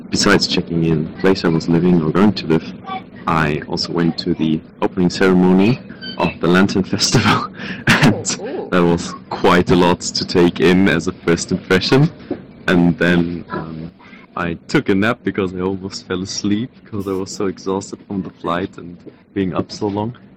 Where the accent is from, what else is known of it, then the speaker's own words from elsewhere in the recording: Hamburg, Germany; English is a second language; now in Taiwan; I'm from Hamburg, Germany, and I came to Taiwan to study abroad for a semester.